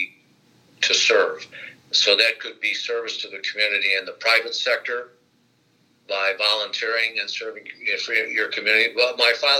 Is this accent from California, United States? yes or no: no; Gary, Indiana, United States; also born or lived in Chicago, Illinois; Gary, Indiana is the town where I was born and raised